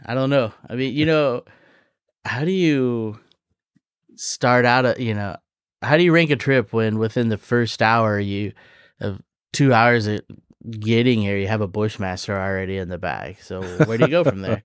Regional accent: Kansas, United States; I grew up in Kansas

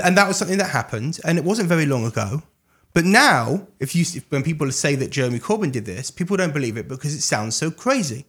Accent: London, United Kingdom; now in Jerusalem, Israel; I grew up in England, uh, grew up in London

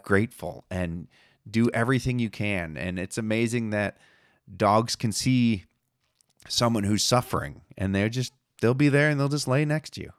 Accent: Buffalo, New York, United States; being an East Coast kid, growing up in Buffalo, New York

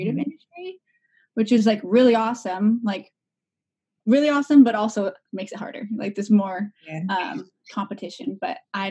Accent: Portland, Oregon, United States; I'm actually one of the few rarity unicorns that are born and raised in Portland

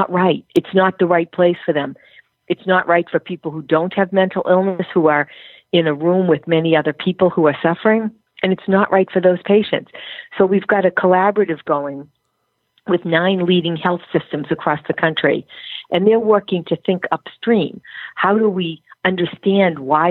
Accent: Ireland; I'm Irish

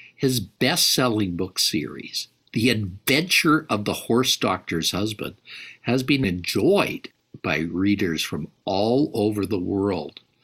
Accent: Calgary, Alberta, Canada; when I was a boy, I grew up in Calgary, Alberta, Canada

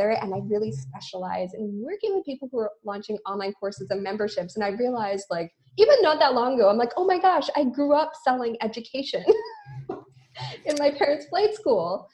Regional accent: Vancouver, British Columbia, Canada; moved away as an adult; now in Montreal, Canada; I'm from Vancouver, Canada

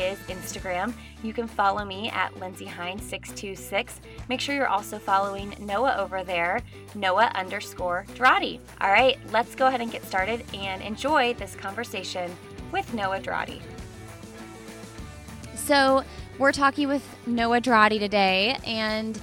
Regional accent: Indianapolis, Indiana, United States; we're both from Indianapolis

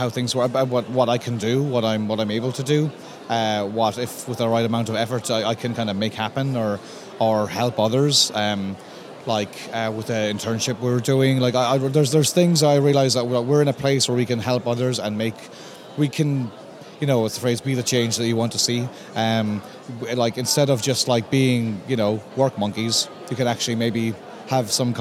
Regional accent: Limerick, Munster, Ireland; I grew up around Limerick, and then when I was like in my teens, I went to art college in Limerick

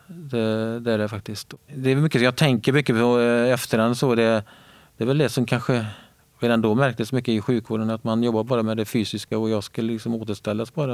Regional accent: Björktorp, Västra Götaland, Sweden; kommer från en liten ort som heter Björktorp som ligger eh, precis mellan Borås och Varberg, eh, där, Viskadalen. Min barndom har varit väldigt fin.

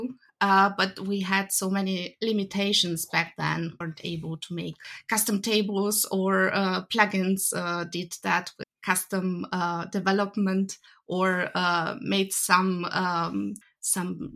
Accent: Romania; now in Germany; I'm actually from Romania originally.

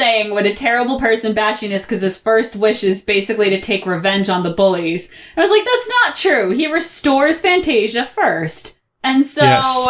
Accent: Norwalk, Connecticut, United States; I grew up outside of New York City

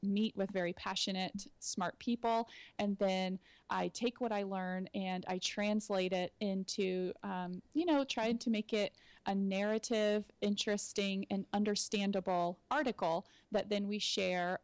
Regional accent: Austin, Texas, United States; moved away as an adult; now in Gilbert, United States; I'm originally from Austin, Texas

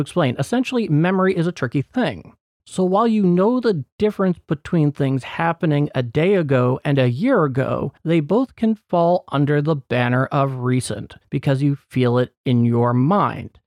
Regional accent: United States; as an American, it's as real to me as

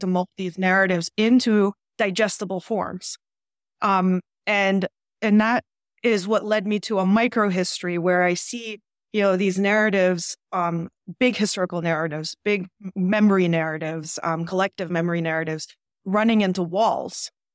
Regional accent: Ukraine; I'm from Ukraine

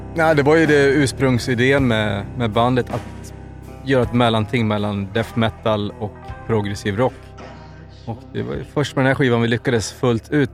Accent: Avesta, Dalarna County, Sweden; vi är ju från Avesta

